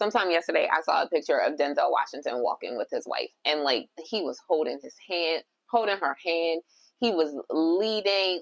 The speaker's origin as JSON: {"language": "English", "country": "Jamaica", "said": "I'm Jamaican."}